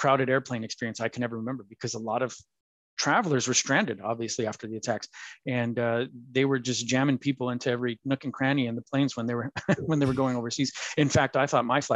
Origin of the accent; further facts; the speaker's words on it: Tucson, Arizona, United States; moved away as an adult; now in Munich, Germany; the University of Arizona is in Tucson and I was born in Tucson.